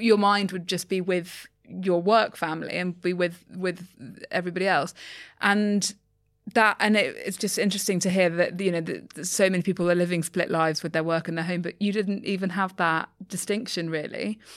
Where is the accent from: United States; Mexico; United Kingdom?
United Kingdom; London; I'm a Londoner